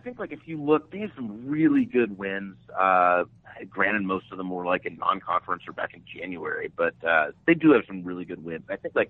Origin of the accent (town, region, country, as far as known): Minnesota, United States; born or raised there